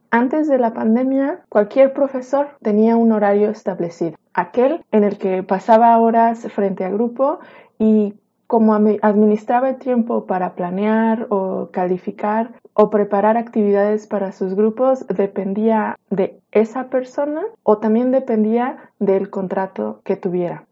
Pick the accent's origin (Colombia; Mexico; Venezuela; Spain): Mexico; en mi país, en México